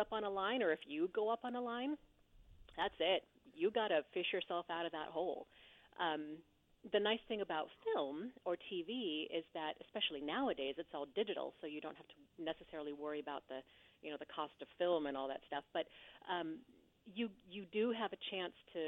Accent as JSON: {"language": "English", "region": "Pacific Northwest", "country": "United States", "tie": "born or raised there", "moved": "as an adult", "lives_now": "Los Angeles, United States", "said": "I grew up in the Pacific Northwest"}